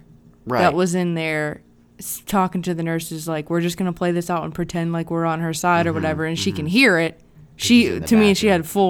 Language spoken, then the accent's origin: English; Ohio, United States; I'm from LeBron State.